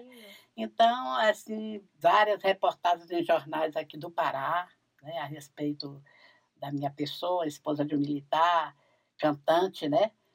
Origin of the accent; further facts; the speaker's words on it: São Luís, Maranhão, Brazil; Nasci e me criei aqui na cidade